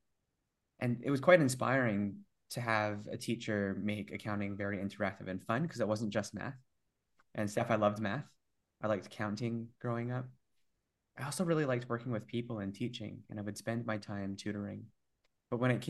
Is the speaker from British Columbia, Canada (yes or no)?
yes; Vancouver, British Columbia, Canada; born and raised in Vancouver